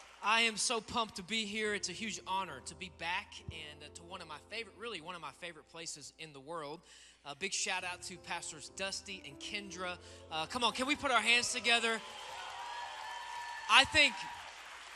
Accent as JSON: {"language": "English", "town": "Memphis", "region": "Tennessee", "country": "United States", "said": "I am from Memphis, Tennessee, and I've spent my entire life serving at the Life Church"}